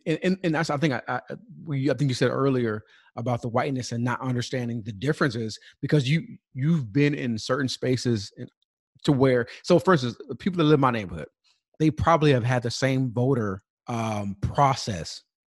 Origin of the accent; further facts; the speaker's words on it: California, United States; I grew up in Southern California, those that already know that.